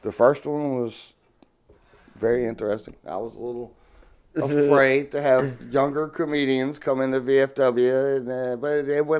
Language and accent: English; the South, United States; accent: southern; I mean, me with my southern accent I used to have before I joined the Navy, I'd have to watch his mouth to understand what the hell he was saying.